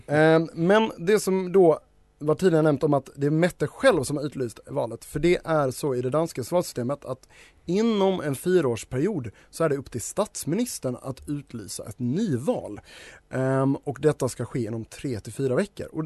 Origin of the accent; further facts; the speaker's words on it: Denmark; now in Sweden; när jag säger vi så menar jag mitt hemland ish, eh, Danmark.